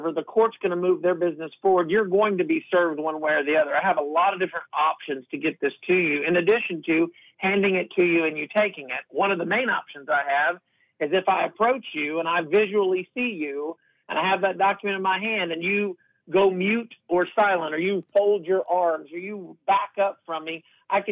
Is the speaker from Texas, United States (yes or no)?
yes; Houston, Texas, United States; Born and raised in Houston, lived in Texas most of my life